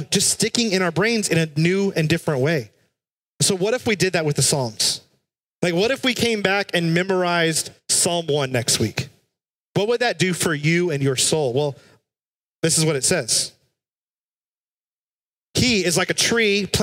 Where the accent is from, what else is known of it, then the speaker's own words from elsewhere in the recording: South Texas, United States; When I was a kid, I grew up in South Texas